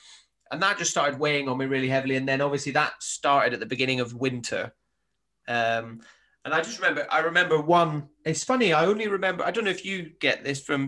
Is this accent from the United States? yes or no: no; Highlands of Scotland, United Kingdom; moved away as an adult; now in South coast of England, United Kingdom; I'm from the Highlands of Scotland and my mum still lives up there